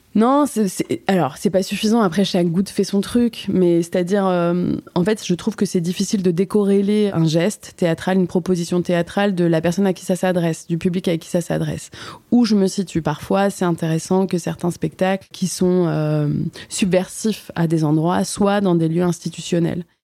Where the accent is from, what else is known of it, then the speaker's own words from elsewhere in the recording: Paris, Île-de-France, France; On avait fait un spectacle au théâtre Mouffetard, parce que donc, je suis parisienne